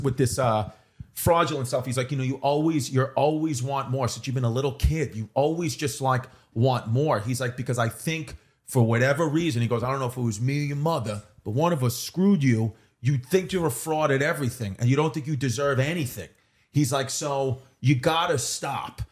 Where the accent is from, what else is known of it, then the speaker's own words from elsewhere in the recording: New York, United States; I grew up in New York